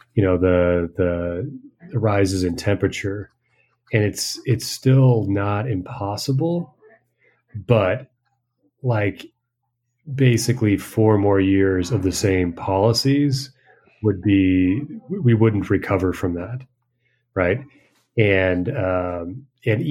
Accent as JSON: {"language": "English", "country": "United States", "moved": "yes", "lives_now": "Peru", "said": "as an American"}